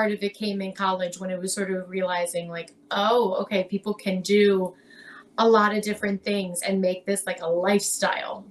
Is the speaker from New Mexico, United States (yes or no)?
no; Lancaster, Pennsylvania, United States; moved away as an adult; now in Philadelphia, United States; I grew up in Lancaster